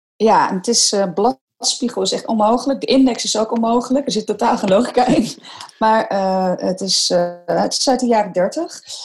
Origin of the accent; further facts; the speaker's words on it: Netherlands; wij zijn als Nederlander